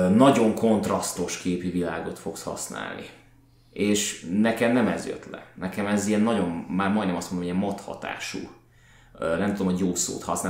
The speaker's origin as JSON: {"language": "Hungarian", "region": "Budapest", "country": "Hungary", "said": "jól érezzük magunkat, mint pestiek"}